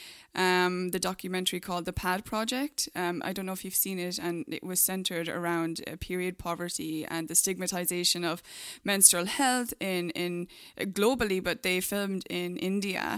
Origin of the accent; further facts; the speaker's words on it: Ireland; now in United States; I'm from Ireland, and we're here in the US